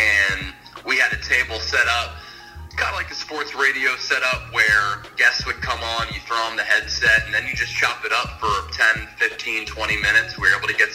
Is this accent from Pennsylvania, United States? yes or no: yes; Philadelphia, Pennsylvania, United States; growing up in Philadelphia